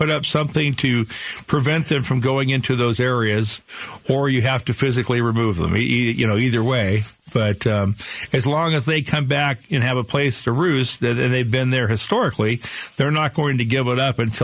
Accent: Phoenix, Arizona, United States; I grew up here in Sunny Slope

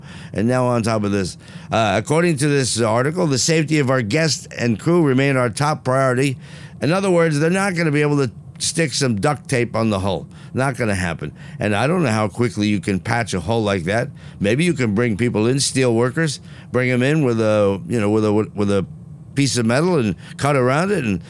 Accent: New Jersey, United States; I'm from Jersey

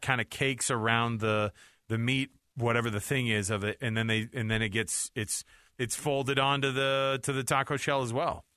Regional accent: Utah, United States; we're from Utah

